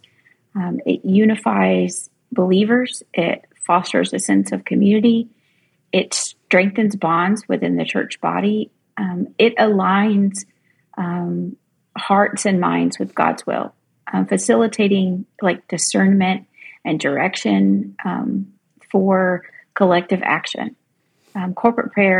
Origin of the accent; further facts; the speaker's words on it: coast of North Carolina, United States; I live on the coast of North Carolina, and I was a volunteer.